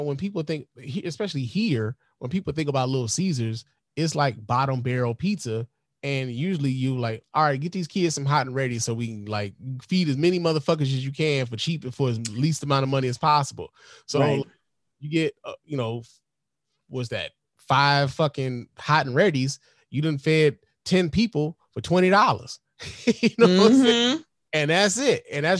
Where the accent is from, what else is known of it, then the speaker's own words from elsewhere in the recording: Chicago, Illinois, United States; now in Detroit, United States; I'm from Chicago. I've lived in Detroit most of my life, right?